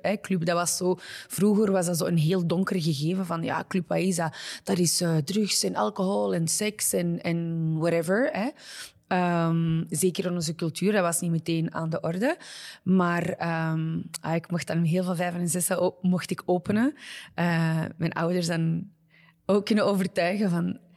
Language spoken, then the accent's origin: Dutch; Belgium; moved away as an adult; also born or lived in Morocco (ancestry); now in New York, United States; mijn roots liggen nog altijd in België, mijn ja. fanbasis is nog altijd in België. Eh, het is nu wel aan het shiften, maar ja, kijk, België is thuis en zal altijd mhm. thuis zijn.